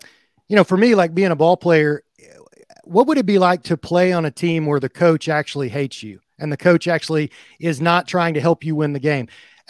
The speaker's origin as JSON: {"language": "English", "town": "Murfreesboro", "region": "Tennessee", "country": "United States", "tie": "born or raised there", "said": "That's where I grew up. I grew up in Murfreesboro."}